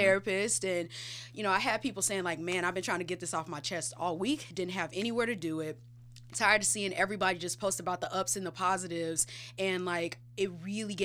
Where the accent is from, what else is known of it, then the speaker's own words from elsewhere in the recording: St. Louis, Missouri, United States; I'm from here. I'm from St. Louis.